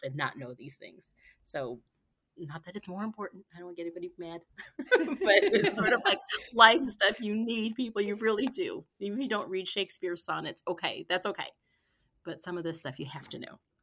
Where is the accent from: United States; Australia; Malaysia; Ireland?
United States; Gary, Indiana; now in Lexington, United States; I'm originally from Gary, Indiana, but we've been here in Lexington since, well, since before our son